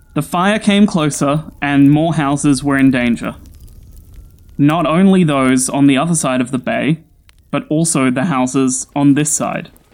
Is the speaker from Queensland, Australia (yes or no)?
no; Sydney, New South Wales, Australia; I'm an Aussie. I grew up in Sydney, that's the biggest city in Australia.